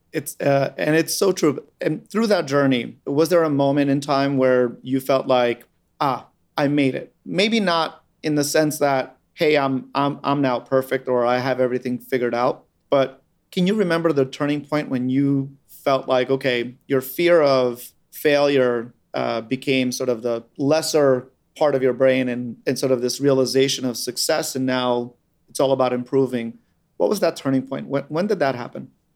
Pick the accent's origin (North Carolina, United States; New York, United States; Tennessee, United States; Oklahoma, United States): New York, United States; New York City; I grew up on Staten Island